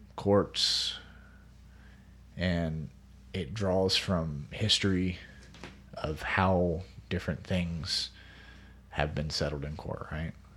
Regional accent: United States; being an American

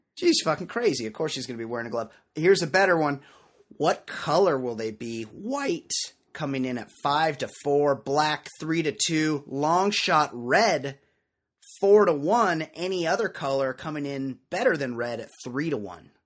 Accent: West Coast, United States; growing up on the West Coast where I'm from

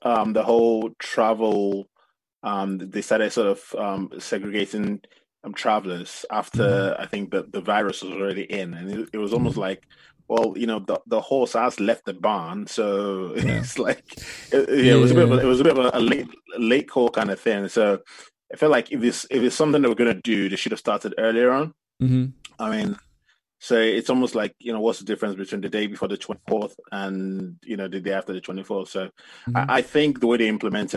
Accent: Ife, Osun, Nigeria; I come from West Africa, Nigeria, and my family, I come from a place called Ife

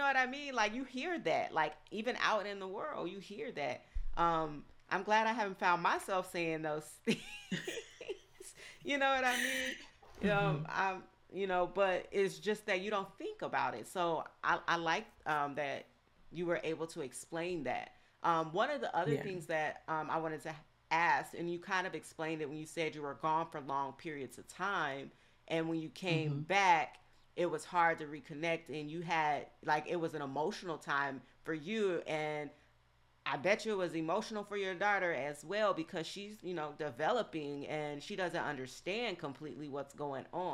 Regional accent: the South, United States; I grew up in the South

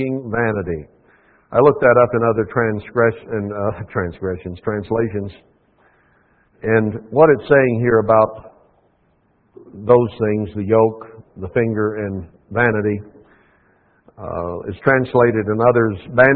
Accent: United States; as an American in the church here

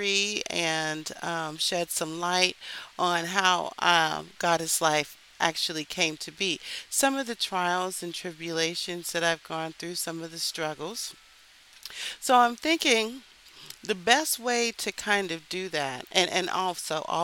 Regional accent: Texas, United States; now in Philadelphia, United States; I grew up in Texas

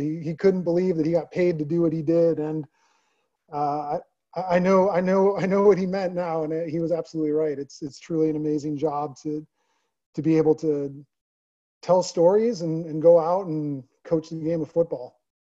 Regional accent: Naperville, Illinois, United States; moved away as an adult; also born or lived in Maryland; now in Texas, United States; back in my hometown

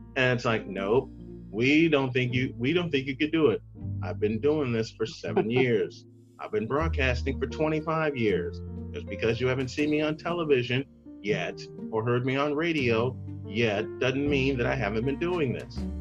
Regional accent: Chicago, Illinois, United States; moved away; my hometown of Chicago

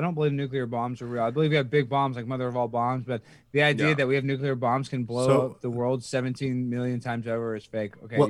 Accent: Dallas, Texas, United States; I'm from Dallas, Texas. I'm proud of that. I mumble talk a little bit.

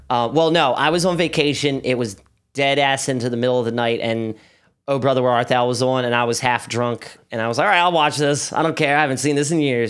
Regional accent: Baltimore, Maryland, United States; I don't say Highland Town

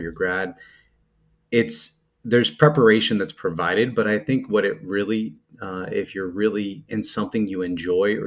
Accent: New Jersey, United States; also born or lived in Pennsylvania; I'm a Jersey guy. I grew up in North Jersey, outside of New York City

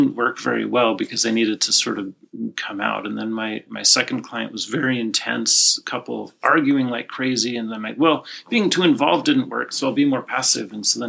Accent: Utah, United States; now in California, United States; I'm not from California.

